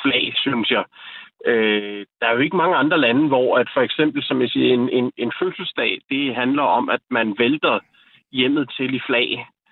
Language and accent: Danish; Denmark; jeg ser mig da klart som dansker